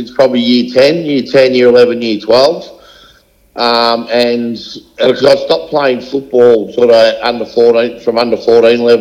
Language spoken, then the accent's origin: English; Melbourne, Victoria, Australia; now in Templestowe, Australia; Grew up in East Kilmore.